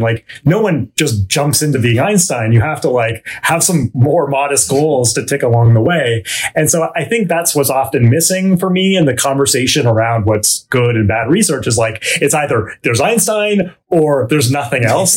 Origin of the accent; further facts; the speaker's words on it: Vancouver, British Columbia, Canada; moved away; I grew up in uh, Vancouver, British Columbia, Canada.